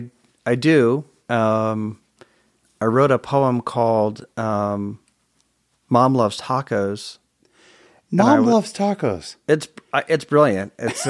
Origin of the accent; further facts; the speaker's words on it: St. Louis, Missouri, United States; born there; also born or lived in Germany / Chicago; I was born in St. Louis, spent 6 wonderful months there that I don't remember. Moved to Germany, spent 5 years there.